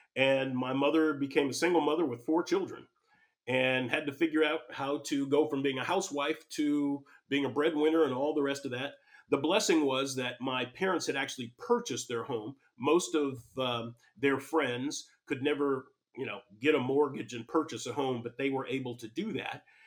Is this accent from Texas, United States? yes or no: no; Pasadena, California, United States; I grew up in Pasadena, California